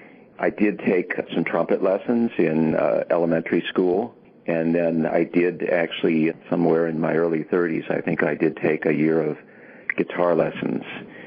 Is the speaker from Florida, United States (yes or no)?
no; New Jersey, United States; now in Wakefield, Massachusetts, United States; I'm from New Jersey and very proud to be from there.